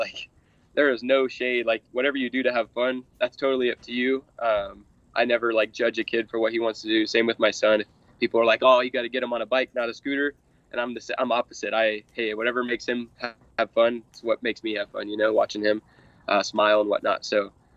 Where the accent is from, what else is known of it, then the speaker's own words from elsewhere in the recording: Lancaster, California, United States; now in Lake Havasu City, United States; I grew up in Lancaster, California